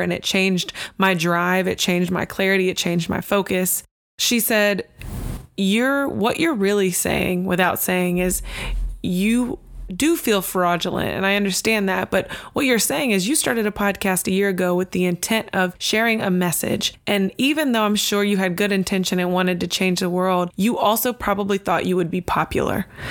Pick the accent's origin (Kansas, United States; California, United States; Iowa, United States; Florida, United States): Florida, United States; Tampa; I'm from Tampa